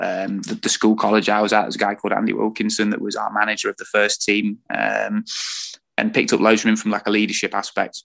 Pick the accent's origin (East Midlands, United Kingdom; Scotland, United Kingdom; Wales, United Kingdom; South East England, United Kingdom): East Midlands, United Kingdom; Lincolnshire; moved away as an adult; also born or lived in Perth, Australia / Burnley; I'm originally from Lincolnshire, so I'd got no link with with the North and with Burnley at all